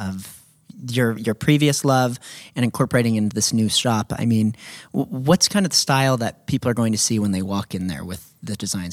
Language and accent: English; Redding, California, United States; your husband Cody and I grew up in Enterprise